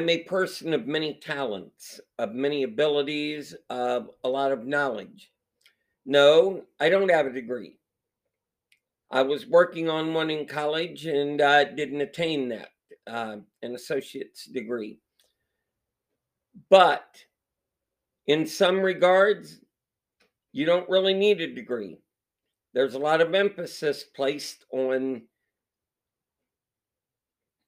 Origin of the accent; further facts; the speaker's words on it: Ohio, United States; I was born in Ohio way back when